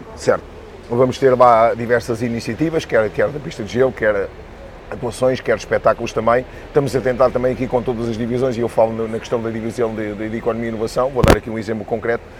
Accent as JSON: {"language": "Portuguese", "area": "Bucelas", "region": "Lisbon", "country": "Portugal", "said": "eu sou, sou de Boze, Uh, e a Boza há é uma grande tradição por parte das filhoses"}